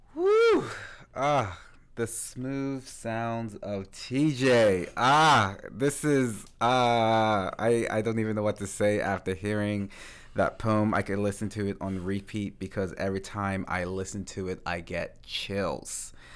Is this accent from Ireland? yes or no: no; Bermuda; now in Canada; growing up in Bermuda, before I came to Canada